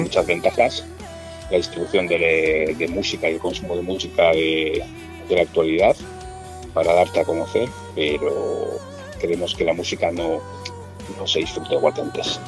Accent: Mungia, Basque Country, Spain; somos todos del mismo pueblo somos los cuatro de Monguía

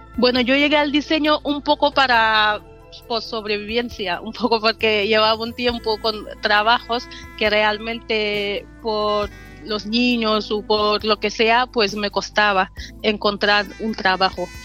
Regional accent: Senegal; now in Bilbao, Spain; soy de Senegal, llevo 11 años aquí en Bilbao

